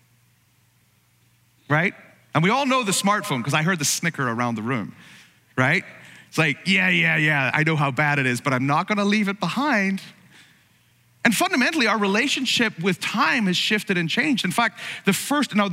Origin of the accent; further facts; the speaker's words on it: Ireland; now in United States; you're from another country like me, from Ireland